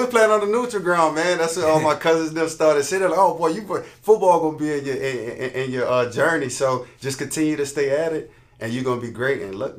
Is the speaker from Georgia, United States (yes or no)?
no; New Orleans, Louisiana, United States; I was born in the Abbeville Projects, and I ended up moving to the New Orleans East area.